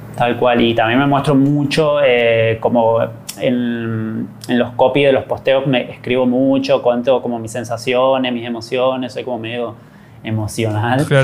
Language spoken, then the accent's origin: Spanish; Corrientes, Argentina; also born or lived in Buenos Aires, Argentina; soy correntino